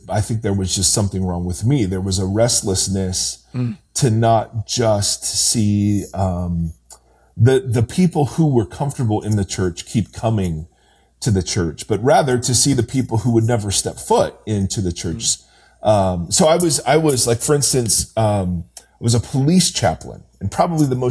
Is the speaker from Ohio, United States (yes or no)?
yes; Ohio, United States; moved away as an adult; also born or lived in California; now in Brentwood, United States; I'm an Ohio kid. So I grew up in Ohio, Midwest